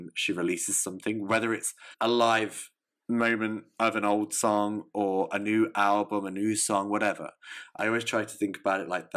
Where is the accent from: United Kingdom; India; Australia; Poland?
United Kingdom; England; I'm an English lamb